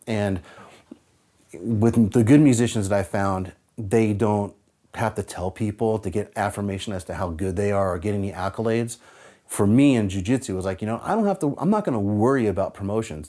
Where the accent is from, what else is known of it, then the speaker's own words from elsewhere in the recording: San Francisco Bay Area, California, United States; moved away as an adult; now in Seattle, United States; I grew up in the San Francisco Bay Area during the rise of the thrash metal scene.